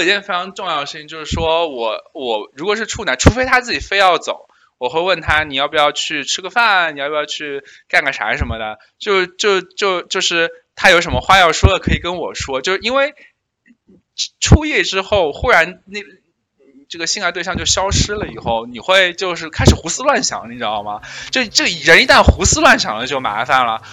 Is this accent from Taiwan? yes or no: no; China; 我们中国人